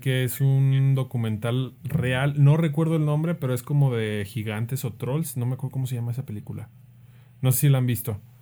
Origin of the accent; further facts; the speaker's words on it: Mexico; nosotros los mexicanos